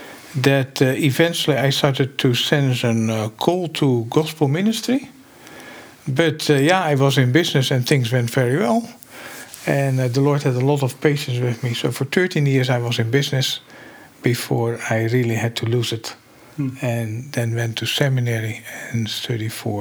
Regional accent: Rotterdam, South Holland, Netherlands; now in Grand Rapids, United States; I grew up in Rotterdam in the Netherlands in a Christian household

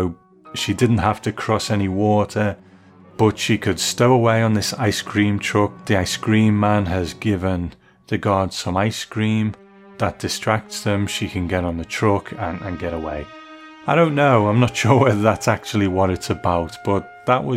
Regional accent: United Kingdom; as a Brit

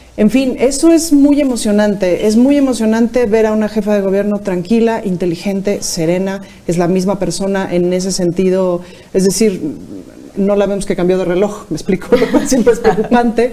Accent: Mexico City, Mexico; yo soy muy chilanga, es decir, conozco esta ciudad de arriba abajo

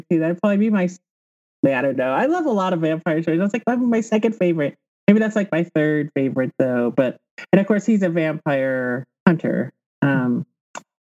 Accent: Texas, United States; now in New Mexico, United States; I grew up in Texas and I know these small towns

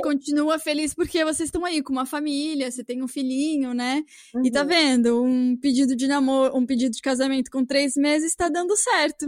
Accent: São Paulo, Brazil; now in Toronto, Canada; eu sou de São Paulo

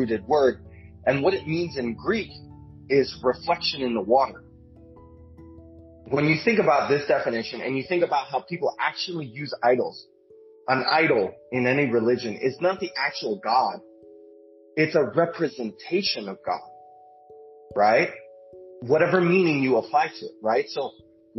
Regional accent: Venezuela; moved away; I'm originally from Venezuela

